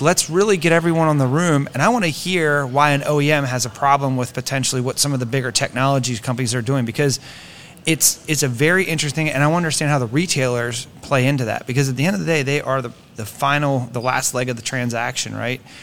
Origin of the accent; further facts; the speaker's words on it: Greencastle, Pennsylvania, United States; I grew up in Pennsylvania